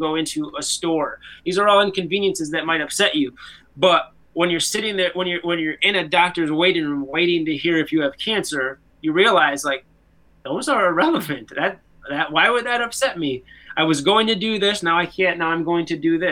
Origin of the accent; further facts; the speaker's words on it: United States; as an American